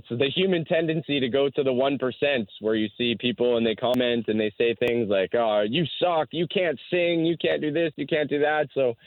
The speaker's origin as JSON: {"language": "English", "country": "Canada", "said": "being Canadian"}